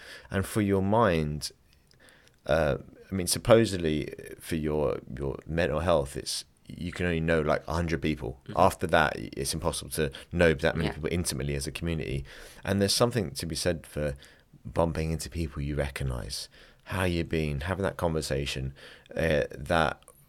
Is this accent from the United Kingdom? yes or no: yes; London, United Kingdom; now in Dublin, Ireland; I'm from London